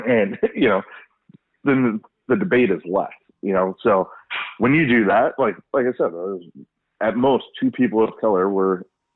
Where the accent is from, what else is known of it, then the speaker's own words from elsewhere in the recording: Los Angeles, California, United States; now in West Bloomfield, United States; I'm from Los Angeles